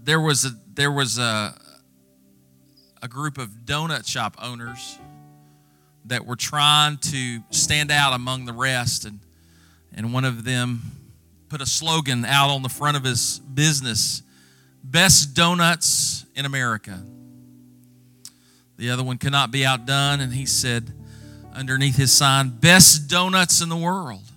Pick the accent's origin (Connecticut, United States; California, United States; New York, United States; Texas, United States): Texas, United States; moved away as an adult; also born or lived in Mesquite, Texas; now in Mississippi, United States; I am a born, bred, and chicken-fed Texan